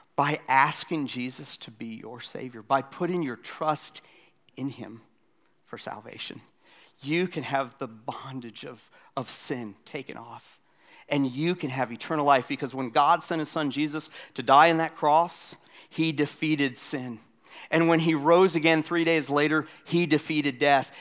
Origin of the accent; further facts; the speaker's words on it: Florida, United States; now in South Carolina, United States; I grew up in Florida. I live in South Carolina